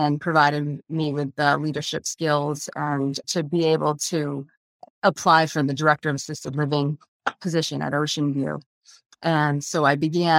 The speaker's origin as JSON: {"language": "English", "town": "Augusta", "region": "Maine", "country": "United States", "tie": "born or raised there", "said": "I'm a native Mainer. I grew up in the Augusta area"}